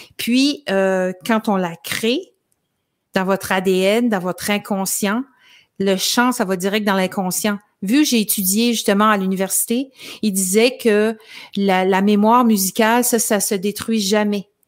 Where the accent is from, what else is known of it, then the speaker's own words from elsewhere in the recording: L'Ascension, Quebec, Canada; dans mon village natal qui s'appelle l'Ascension